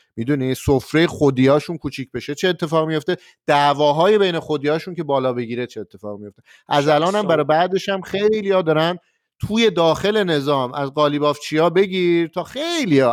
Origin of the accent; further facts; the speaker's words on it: Tehran, Tehran Province, Iran; من از تهرانش